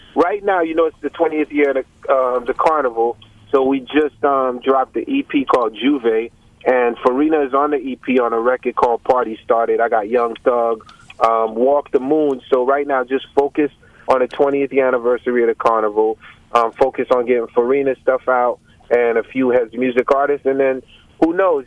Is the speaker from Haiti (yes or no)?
yes; Haiti; I'm from Haiti, right next to Cuba, Santo Domingo, Puerto Rico